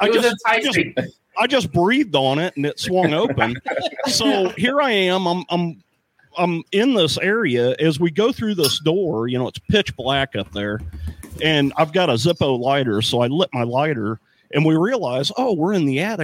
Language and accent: English; St. Louis, Missouri, United States; also born or lived in Arnold, Missouri; I grew up in St. Louis. I grew up in South St. Louis